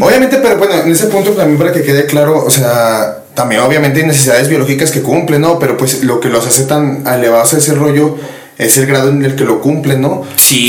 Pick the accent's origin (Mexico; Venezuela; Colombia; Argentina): Mexico; Zacatecas; aquí donde vivimos somos de Zacatecas, mi gente